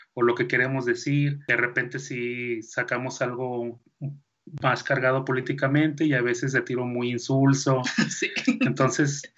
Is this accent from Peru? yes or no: no; Mexico; Yo soy mexicano porque yo aquí nací